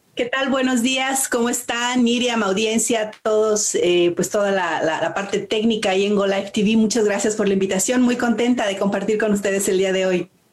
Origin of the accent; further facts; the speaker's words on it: Mexico; now in Canada; yo nací en México y mm, de muchas maneras, pues soy mexicana